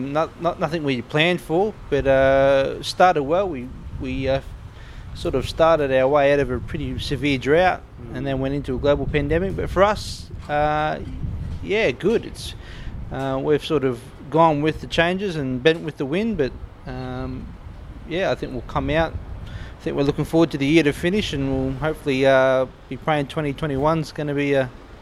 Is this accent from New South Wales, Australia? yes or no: yes; Gunnedah, New South Wales, Australia; I grew up in Gunnedah, so not too far from here